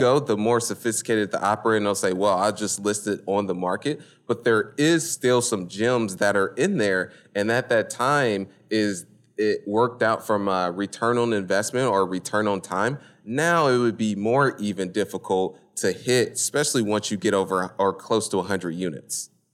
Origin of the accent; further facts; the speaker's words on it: Indianapolis, Indiana, United States; moved away as an adult; now in Houston, United States; born and raised in Indianapolis, Indiana